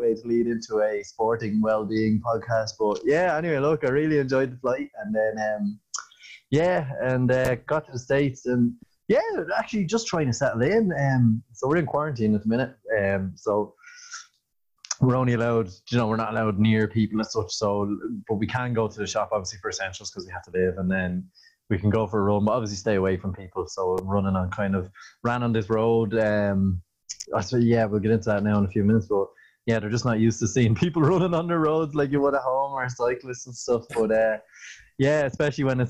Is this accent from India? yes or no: no; Ireland; We definitely lived up to the stereotype of being Irish